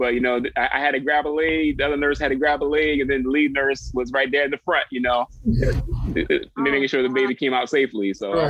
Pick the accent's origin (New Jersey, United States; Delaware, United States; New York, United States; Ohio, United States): Delaware, United States; moved away as an adult; now in Washington, D.C., United States; I am 33 years old, born and raised in Delaware, came to college here in D.C., went to Howard University.